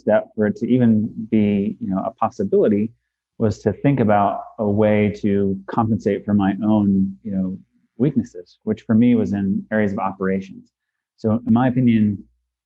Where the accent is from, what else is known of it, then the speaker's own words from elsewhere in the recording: Western Pennsylvania, United States; I'm born and raised in Western Pennsylvania